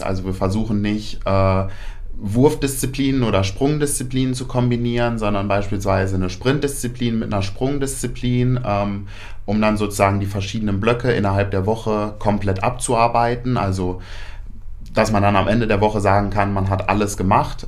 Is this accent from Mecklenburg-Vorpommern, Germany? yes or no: no; Paderborn, North Rhine-Westphalia, Germany; moved away as an adult; now in Hannover, Germany; bin ursprünglich eigentlich kein Hannoveraner, ähm, komme aus Paderborn oder aus der Nähe von Paderborn, wem das was sagt. Ähm, dort habe ich auch mein ABI gemacht, 2018